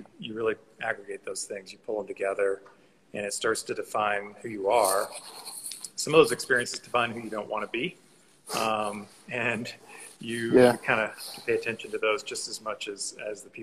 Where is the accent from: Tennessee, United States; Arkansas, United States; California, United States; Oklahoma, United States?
Arkansas, United States; moved away; also born or lived in Los Angeles; Grew up in Arkansas